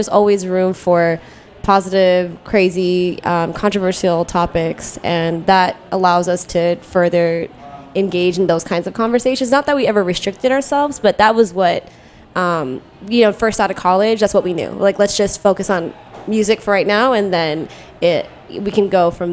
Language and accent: English; Silver Spring, Maryland, United States; also born or lived in Ithaca, New York; now in Washington, D.C., United States; we're from Silver Spring